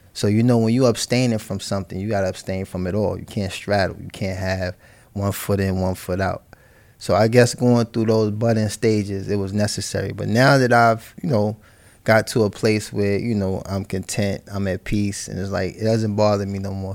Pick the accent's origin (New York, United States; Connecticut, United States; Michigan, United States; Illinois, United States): New York, United States; New York City; moved away; also born or lived in California; I was born and raised in Harlem, you know, Saint Luke's Hospital